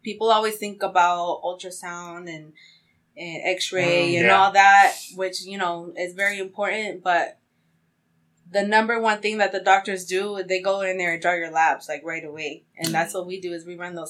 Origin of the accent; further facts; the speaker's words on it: Amarillo, Texas, United States; moved away as an adult; also born or lived in California; now in Houston, United States; living in Amarillo for basically all my life because I'm originally from California